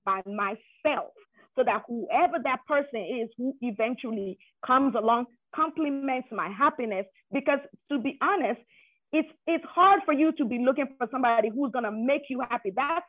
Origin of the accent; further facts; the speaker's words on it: Nigeria; as a Nigerian woman, it's unusual for you to declare at the age of 30.